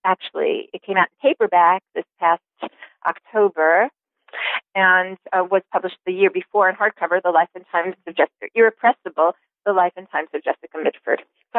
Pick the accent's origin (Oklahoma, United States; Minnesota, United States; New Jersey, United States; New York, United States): New York, United States; And I grew up in New York, on Long Island, actually.